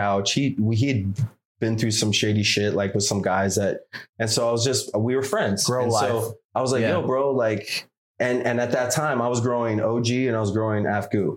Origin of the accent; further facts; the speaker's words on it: Sacramento, California, United States; also born or lived in San Francisco Bay Area; I'm from Sac. I grew up in Sac. I moved to the Bay when I was 19.